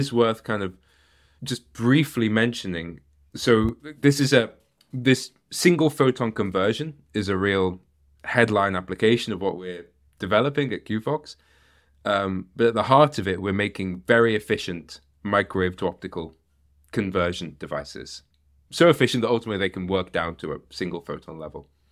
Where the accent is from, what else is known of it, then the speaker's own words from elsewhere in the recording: United Kingdom; moved away; also born or lived in Netherlands; I'm a Brit